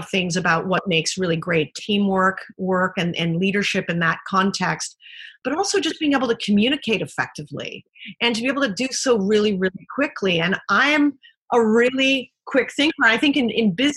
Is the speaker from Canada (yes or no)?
yes; Canada; moved away; being Canadian